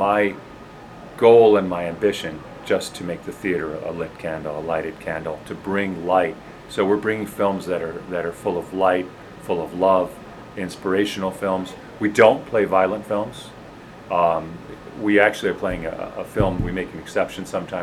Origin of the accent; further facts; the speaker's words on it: Homewood, Illinois, United States; now in Highland Park, United States; I grew up in Homewood, Illinois.